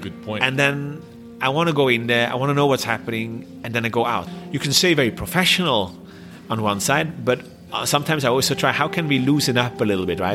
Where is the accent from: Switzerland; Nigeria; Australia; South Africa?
Switzerland; English is a second language; moved away as an adult; also born or lived in Shanghai, China / Korea / Thailand; I was from Switzerland.